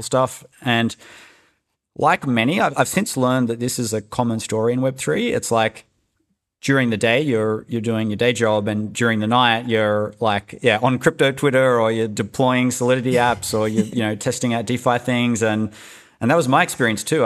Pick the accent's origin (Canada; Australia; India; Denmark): Australia; moved away; also born or lived in Silicon Valley; I'm Australian